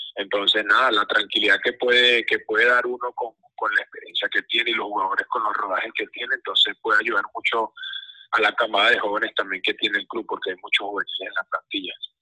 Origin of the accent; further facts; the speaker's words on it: Venezuela; nosotros como país, como fútbol venezolano